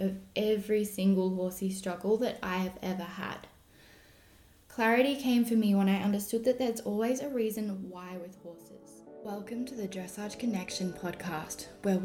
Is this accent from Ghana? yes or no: no; Australia; also born or lived in Germany; I am an Australian dressage trainer and coach based out of the Southern Highlands, New South Wales